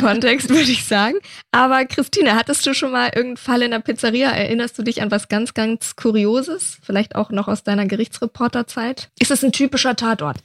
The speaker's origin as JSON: {"language": "German", "town": "Nuremberg", "region": "Bavaria", "country": "Germany", "tie": "born or raised there", "moved": "yes", "lives_now": "Berlin, Germany", "said": "Nürnberg mein Geburtsort"}